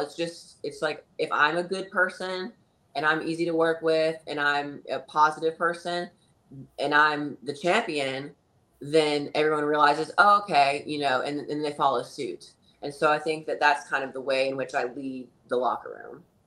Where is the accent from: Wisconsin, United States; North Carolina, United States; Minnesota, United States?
North Carolina, United States; also born or lived in California / Texas / Florida / Tennessee; now in Hendersonville, United States; I'm from North Carolina originally